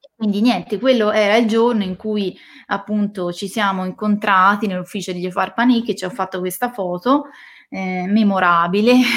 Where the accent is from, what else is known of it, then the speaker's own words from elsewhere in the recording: Siena, Tuscany, Italy; moved away as an adult; now in Valdarno, Italy; Io sono di Siena